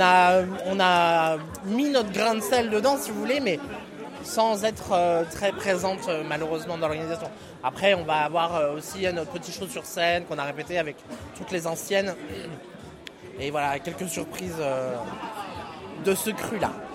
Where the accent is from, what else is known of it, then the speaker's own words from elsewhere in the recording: Mâcon, Bourgogne-Franche-Comté, France; On est, avec Lola Vegas, on est de Macon, toutes les deux